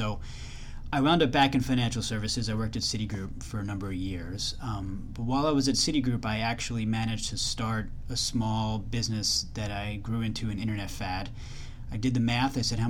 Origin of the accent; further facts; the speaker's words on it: Long Island, New York, United States; I grew up in Long Island. I grew up in New York. I always wanted to come back to New York City.